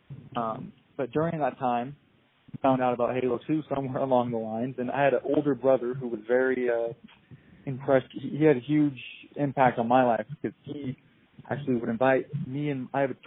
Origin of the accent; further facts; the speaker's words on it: Washington, United States; moved away as an adult; now in Boise, United States; I am actually from Washington State. I just moved to Boise about 6 months ago